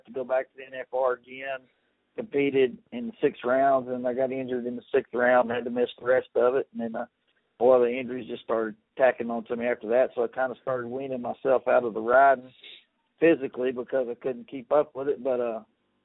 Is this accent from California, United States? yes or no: no; East Texas, United States; I grew up in East Texas